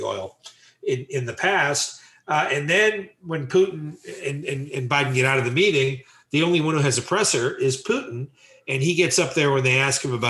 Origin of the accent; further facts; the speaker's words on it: United States; I'm an American